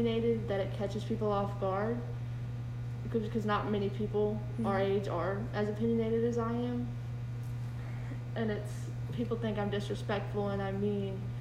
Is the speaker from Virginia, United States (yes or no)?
yes; Halifax County, Virginia, United States; I grew up in Halifax County, Virginia. It's a very rural, very, very rural place